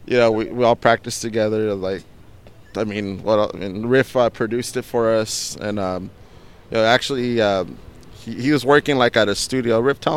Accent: Buena Park, California, United States; also born or lived in Long Beach; I'm from Buena Park.

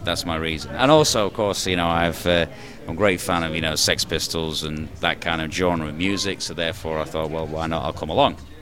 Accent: the north of England, United Kingdom; moved away; I'm from the United Kingdom, but originally from the north of England

